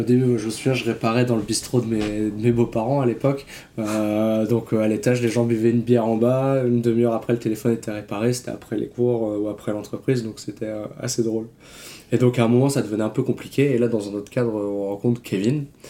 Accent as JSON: {"language": "French", "town": "Vitré", "region": "Brittany", "country": "France", "said": "originaire de, Vitré aussi"}